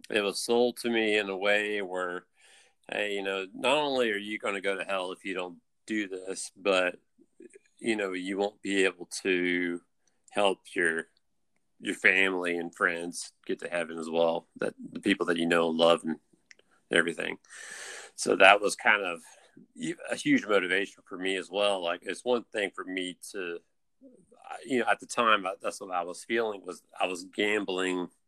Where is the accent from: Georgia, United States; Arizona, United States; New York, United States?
Georgia, United States; Atlanta